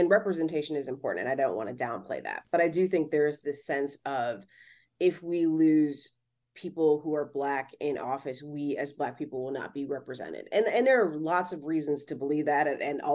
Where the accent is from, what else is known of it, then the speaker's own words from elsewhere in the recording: Cleveland, Ohio, United States; now in Los Angeles, United States; where I grew up in Cleveland